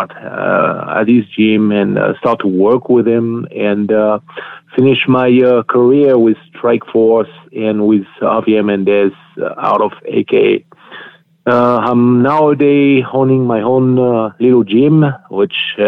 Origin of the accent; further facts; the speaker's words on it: France; accent: French; English is a second language; moved away as an adult; also born or lived in United States; now in California, United States; I'm coming from France. I moved here and I was 33 years old.